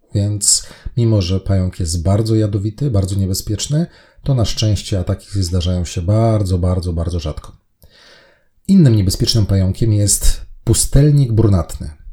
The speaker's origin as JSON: {"language": "Polish", "country": "Poland", "said": "my nie mieszkamy w Stanach, mieszkamy w Polsce"}